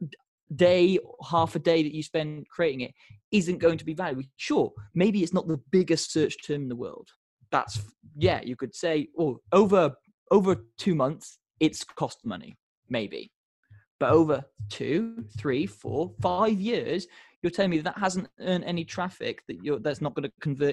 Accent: United Kingdom; we're very British about it

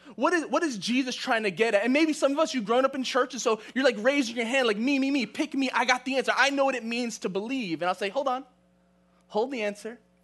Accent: New York City, New York, United States; moved away; I grew up in New York City. I grew up in Queens, Queens Village to be exact.

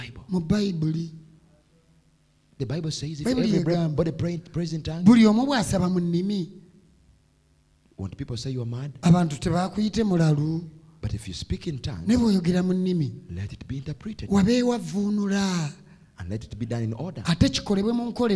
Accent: Uganda; I was from Uganda

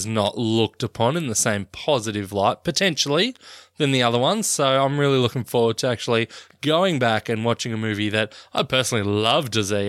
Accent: Australia

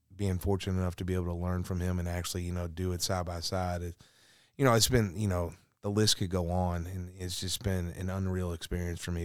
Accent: Louisville, Kentucky, United States; born and raised in Louisville

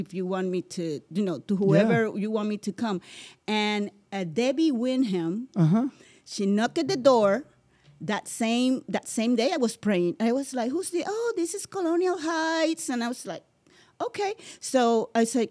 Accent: San Juan, Puerto Rico; now in United States; I was born and raised in Puerto Rico

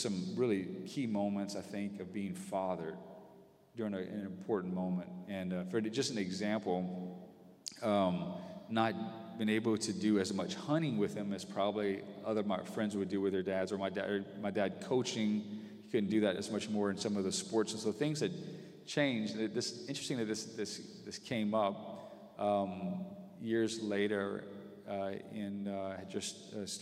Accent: Breaux Bridge, Louisiana, United States; I was one of four boys, and we grew up in Brobridge and around extended family

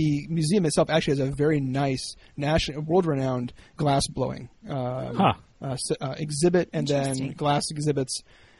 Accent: Pioneer, Ohio, United States; born or raised there

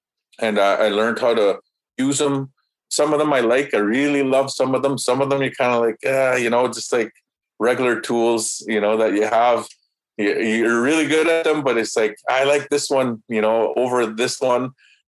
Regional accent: Canada; first language Cree; English is a second language; And I said that in the Cree language. And, you know, I say that because my first language is Cree.

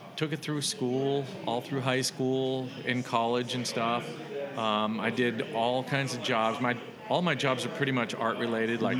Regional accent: Los Gatos, California, United States; I grew up in the Bay Area

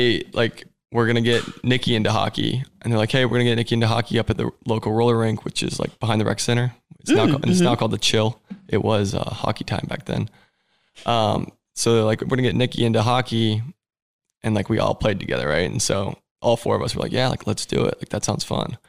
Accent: Woodstock, Georgia, United States; also born or lived in Columbus, Ohio; I was born in Columbus, Ohio, and then we moved down here when I was like 1.5, and then I lived in Woodstock my whole life.

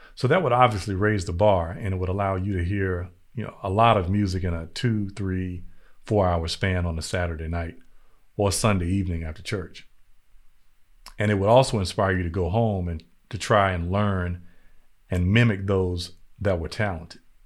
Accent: North Carolina, United States; growing up in North Carolina in the eighties and the nineties

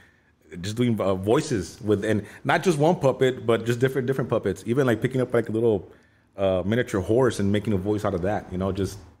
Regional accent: Los Angeles, California, United States; also born or lived in Downey, California; Raised in Boyle Heights, East LA.

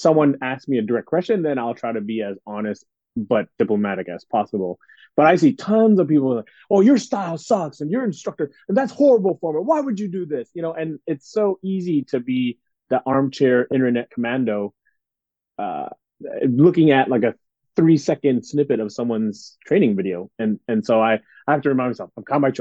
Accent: Canada; born and raised in Canada

